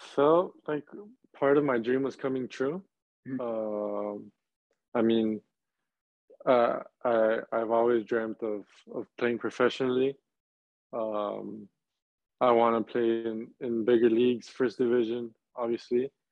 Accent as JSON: {"language": "English", "town": "Laredo", "region": "Texas", "country": "United States", "moved": "as an adult", "lives_now": "Charlotte, United States", "said": "I'm from Laredo, which is two and a half hours away from from RGV."}